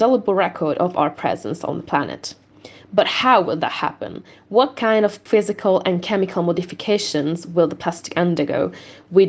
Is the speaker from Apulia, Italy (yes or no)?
no; Veneto, Italy; moved away; I'm from the Veneto region, that is one of the worst hit regions of the state